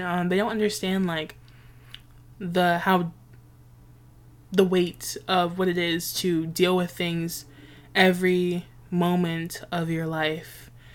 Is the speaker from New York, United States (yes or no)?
yes; New York City, New York, United States; I grew up in a very West Indian neighborhood. I'm from Nueva York, New York City